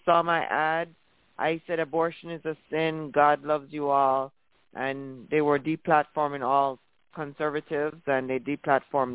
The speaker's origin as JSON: {"language": "English", "country": "Jamaica", "tie": "born or raised there", "moved": "yes", "lives_now": "United States", "said": "when I was a little girl growing up in Jamaica"}